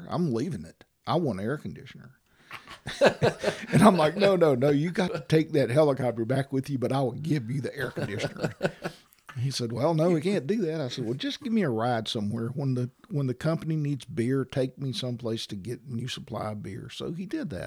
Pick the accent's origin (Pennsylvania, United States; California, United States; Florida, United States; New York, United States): Florida, United States; Valparaiso; also born or lived in DeFuniak Springs, Florida; I grew up in Valparaiso, went to Niceville schools